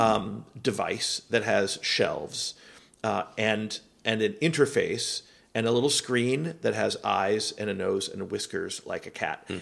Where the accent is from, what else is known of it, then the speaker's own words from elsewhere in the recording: Miami, Florida, United States; moved away; also born or lived in Seattle; I grew up in Miami and then lived in Seattle